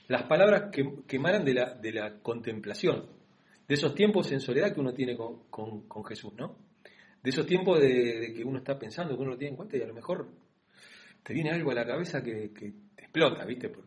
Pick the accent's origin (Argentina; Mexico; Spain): Argentina; nosotros somos, más argentinos